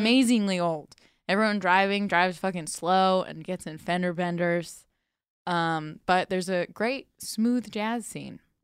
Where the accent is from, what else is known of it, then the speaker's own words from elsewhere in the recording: Sarasota, Florida, United States; I'm from Sarasota, which is the site of Cougar Town